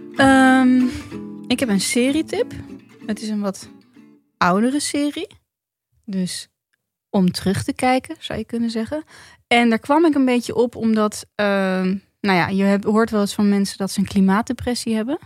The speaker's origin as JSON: {"language": "Dutch", "country": "Netherlands", "said": "als Nederlander"}